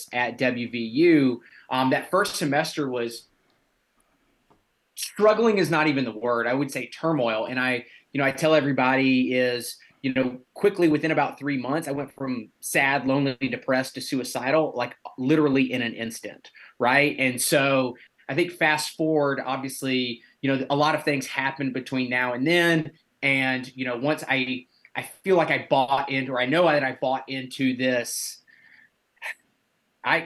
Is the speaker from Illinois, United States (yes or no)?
no; Alabama, United States; moved away as an adult; also born or lived in West Virginia; I'm originally from Alabama